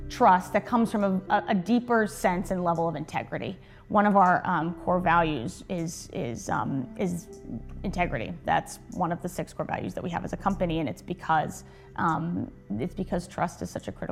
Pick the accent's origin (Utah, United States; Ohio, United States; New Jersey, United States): New Jersey, United States; I came down from New Jersey, so that's where I'm originally from.